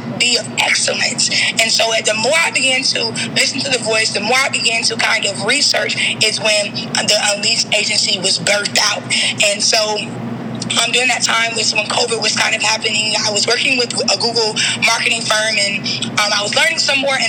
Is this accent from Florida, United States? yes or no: yes; Jacksonville, Florida, United States; I am from Jacksonville, Florida.